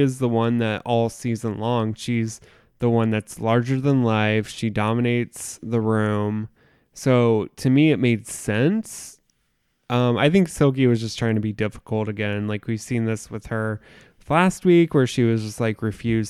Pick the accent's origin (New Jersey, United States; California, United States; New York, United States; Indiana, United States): Indiana, United States; And it's a different, like, growing up in the Midwest in a small town, it's different than living in a city.